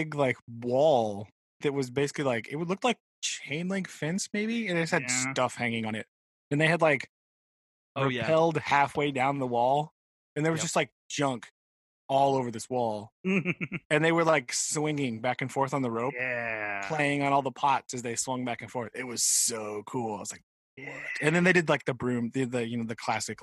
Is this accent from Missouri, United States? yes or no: yes; near Bass Pro Shop and Branson, Missouri, United States; I live down by Bass Pro Shop